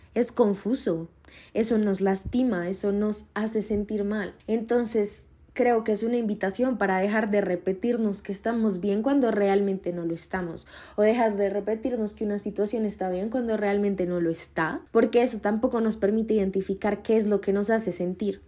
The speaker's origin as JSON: {"language": "Spanish", "country": "Colombia", "said": "Yo soy de Colombia"}